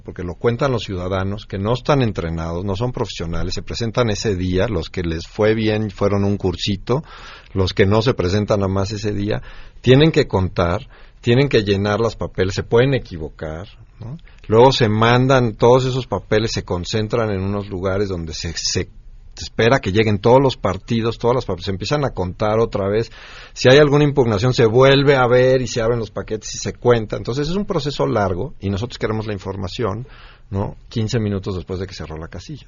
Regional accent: Mexico; nosotros como mexicanos

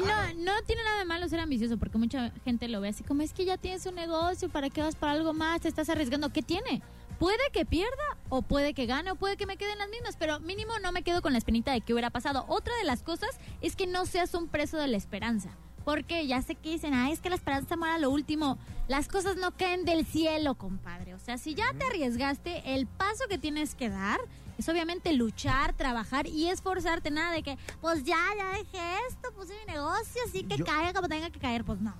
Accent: Cancún, Quintana Roo, Mexico; moved away; yo soy de Cancún

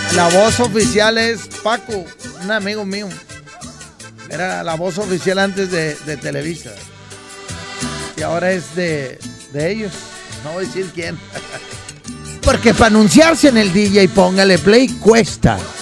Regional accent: Monterrey, Nuevo León, Mexico; somos de Monterrey

